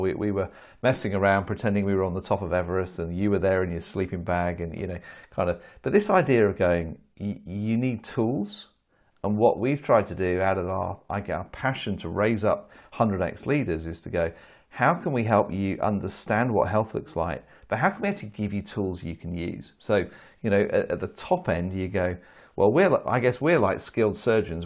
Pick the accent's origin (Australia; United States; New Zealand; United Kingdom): United Kingdom; as a Brit